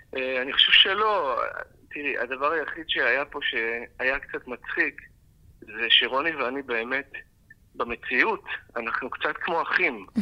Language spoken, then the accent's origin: Hebrew; Israel; בתור עם ישראל, כי אנחנו עם ישראל